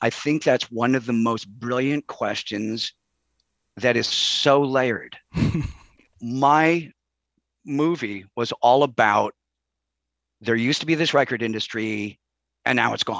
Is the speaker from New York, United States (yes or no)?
no; Chicago, Illinois, United States; I grew up in Chicago, and unfortunately, that meant …, …, …, right?